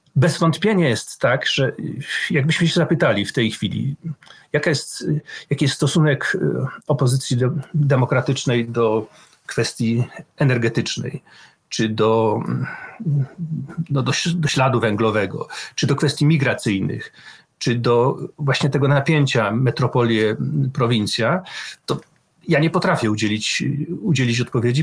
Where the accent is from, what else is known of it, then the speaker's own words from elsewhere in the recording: Poland; moved away as an adult; also born or lived in Wrocław; ja pochodzę z bardzo małego środowiska